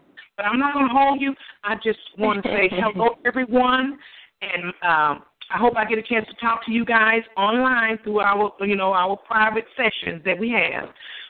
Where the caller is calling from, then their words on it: Houston, Texas, United States; I'm calling from Houston, Texas.